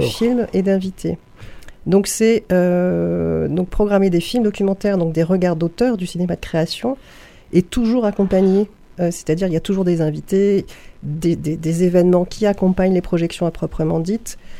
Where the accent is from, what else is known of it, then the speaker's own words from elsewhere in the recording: Paris, Île-de-France, France; moved away as an adult; also born or lived in Saint-Ouen; now in Nîmes, France; Je viens de Paris